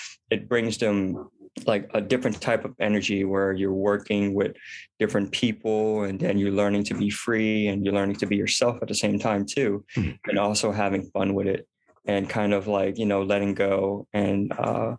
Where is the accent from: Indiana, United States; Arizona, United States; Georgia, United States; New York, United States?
Georgia, United States; Atlanta; I grew up here in Atlanta, Georgia